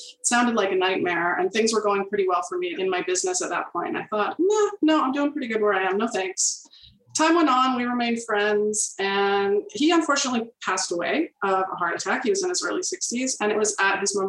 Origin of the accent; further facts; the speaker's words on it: Peterborough, Ontario, Canada; also born or lived in Toronto, Canada; My family moved to the Peterborough area when I was in my early double digits. And I've been here mostly ever since